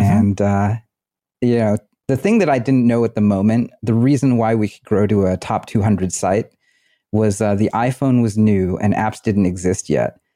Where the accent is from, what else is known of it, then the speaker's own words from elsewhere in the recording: Bay Area, California, United States; I grew up in the Bay Area